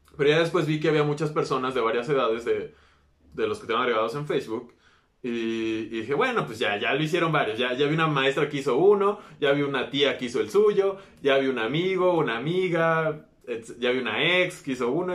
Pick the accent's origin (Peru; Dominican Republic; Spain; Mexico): Mexico